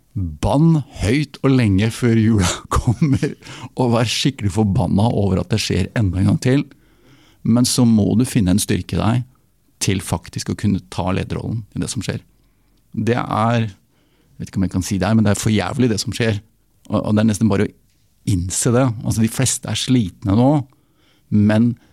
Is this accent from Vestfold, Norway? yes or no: no; Oslo, Norway; Nå kommer jeg fra Oslo